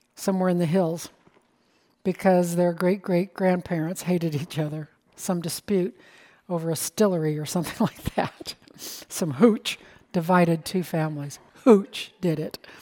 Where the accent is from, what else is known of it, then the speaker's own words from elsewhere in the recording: United States; I'm an American